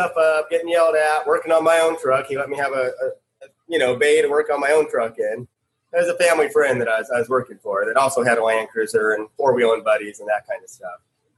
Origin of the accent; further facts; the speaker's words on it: Phoenix, Arizona, United States; I grew up in Phoenix, Arizona, born and raised.